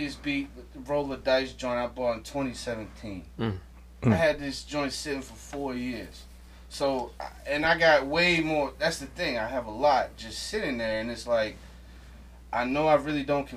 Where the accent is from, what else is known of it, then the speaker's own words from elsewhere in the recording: Baltimore, Maryland, United States; I'm from Baltimore